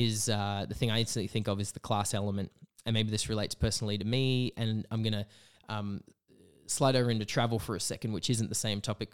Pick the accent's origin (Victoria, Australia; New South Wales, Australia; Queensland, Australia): New South Wales, Australia; Broken Hill; moved away as an adult; now in Canberra, Australia; I grew up in Broken Hill